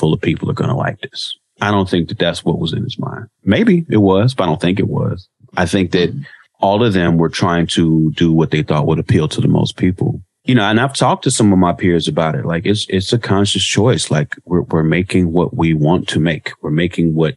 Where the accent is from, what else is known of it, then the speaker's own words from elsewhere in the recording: Chicago, Illinois, United States; moved away as an adult; now in Los Angeles, United States; I grew up in Chicago in the 80s, and I went to Southern Illinois University in the late 90s and early 2000s, and I've lived in LA ever since then